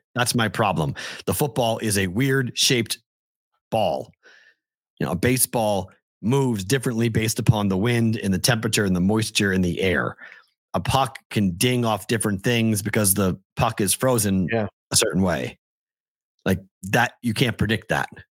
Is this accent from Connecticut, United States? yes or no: no; Andover, Massachusetts, United States; I'm from Andover.